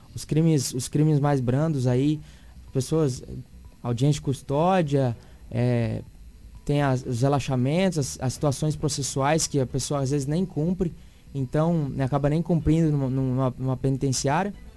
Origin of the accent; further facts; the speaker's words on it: Sinop, Mato Grosso, Brazil; nasci em Sinop